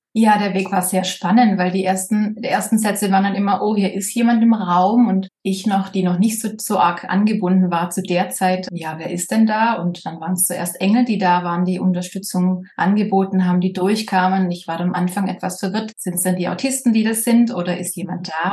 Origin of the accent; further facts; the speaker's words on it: Baden-Württemberg, Germany; accent: Swabian; Ich komme aus Süddeutschland, Baden-Württemberg, hört man vielleicht manchmal an meinem Akzent, wenn es schwäbisch wird.